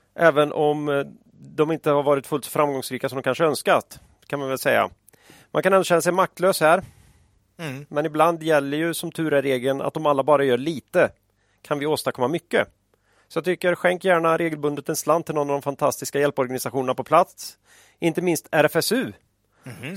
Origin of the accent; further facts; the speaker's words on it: Västergötland, Västra Götaland, Sweden; När jag växte upp i Västergötland på 80-talet